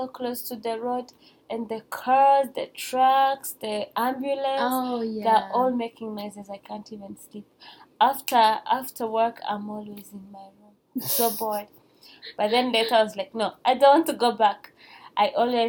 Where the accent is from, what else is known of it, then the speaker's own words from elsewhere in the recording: Rwanda; moved away as an adult; I'm from Rwanda